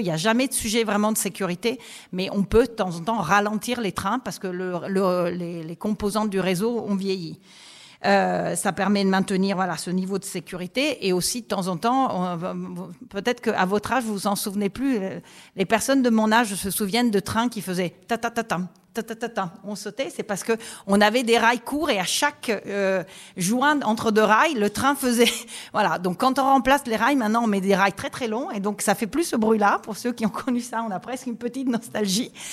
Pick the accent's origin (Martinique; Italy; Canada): Italy; French is a second language; moved away as an adult; now in France; J'ai étudié les sciences politiques en Italie, parce que je suis italienne. Et je suis arrivée en France pour travailler